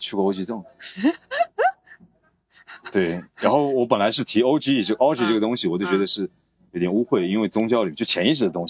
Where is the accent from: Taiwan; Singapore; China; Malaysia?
China; Shengzhou, Zhejiang; moved away; 就是嵊州，浙江绍兴，绍兴有个小地方叫嵊州，